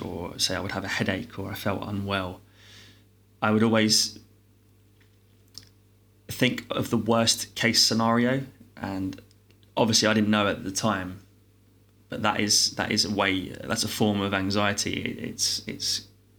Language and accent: English; London, United Kingdom; I'm born and raised in London